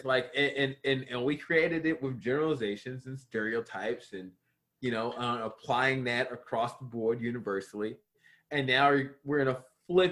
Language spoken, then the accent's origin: English; Baltimore, Maryland, United States; I grew up in Baltimore City